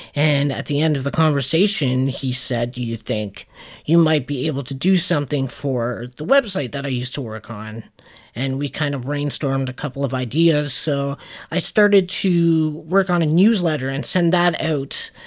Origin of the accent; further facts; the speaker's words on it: Canada; we're Canadian